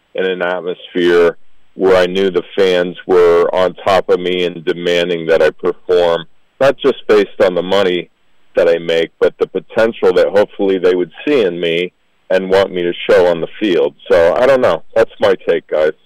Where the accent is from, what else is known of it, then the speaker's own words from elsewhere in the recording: Florida, United States; I'm a Florida born and raised.